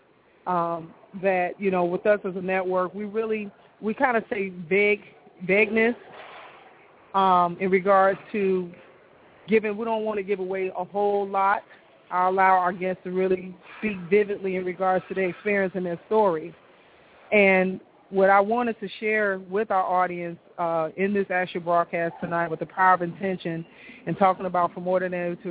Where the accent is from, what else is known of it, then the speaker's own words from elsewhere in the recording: Chicago, Illinois, United States; I'm from Chicago